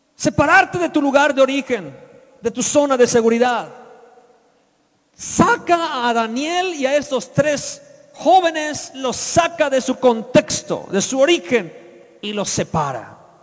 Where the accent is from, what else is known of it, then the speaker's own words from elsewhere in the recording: Yucatán, Mexico; moved away as an adult; also born or lived in Mexico City; Yo era un yucateco de 23 años cuando llegué al Distrito Federal a vivir